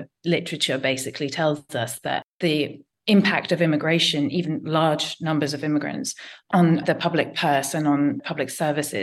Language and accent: English; London, United Kingdom; I am a Londoner